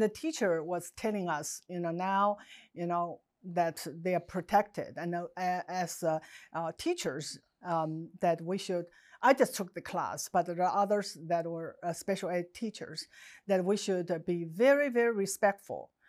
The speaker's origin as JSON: {"language": "English", "country": "China", "tie": "born or raised there", "second_language": "English", "moved": "as an adult", "lives_now": "United States", "said": "growing up in Mouse, China"}